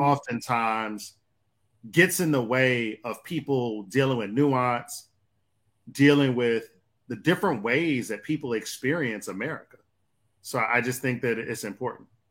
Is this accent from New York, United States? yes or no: no; Detroit, Michigan, United States; also born or lived in Atlanta; Growing up in Detroit